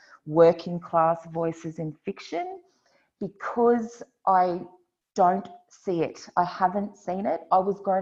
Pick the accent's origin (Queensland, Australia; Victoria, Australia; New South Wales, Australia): Queensland, Australia; I grew up in Queensland, so I know those landscapes